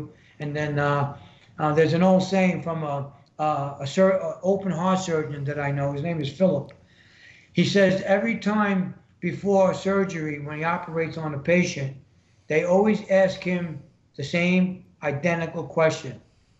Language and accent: English; New York, United States; I'm from New York. What's more polluted than New York other than Chicago? or California?